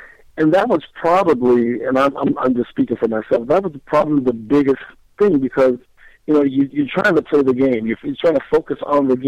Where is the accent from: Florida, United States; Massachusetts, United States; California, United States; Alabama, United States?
California, United States; Southern; I was raised in Southern California